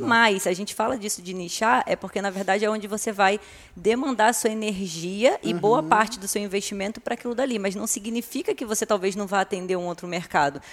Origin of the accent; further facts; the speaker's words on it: Rio de Janeiro, Brazil; moved away as an adult; also born or lived in Arraial do Cabo / Cabo Frio; now in São Paulo, Brazil; eu sou do Rio de Janeiro, né, morava aqui na região dos Lagos, em Arraial do Cabo